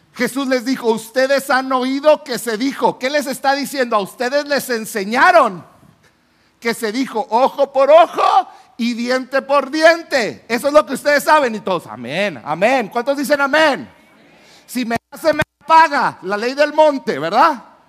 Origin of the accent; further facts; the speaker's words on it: Chihuahua, Mexico; yo soy de la ciudad de Chihuahua, yo vine de Chihuahua a un congreso de jóvenes